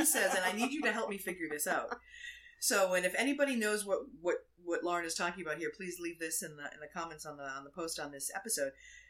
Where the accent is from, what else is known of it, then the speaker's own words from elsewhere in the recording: Massachusetts, United States; we grew up doing in Massachusetts